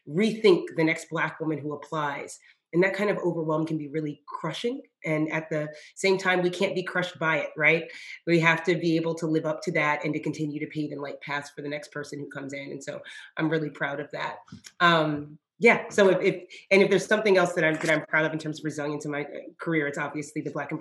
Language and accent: English; Georgia, United States; also born or lived in Japan; I am a child of the American South. I was raised by a Black mom in Georgia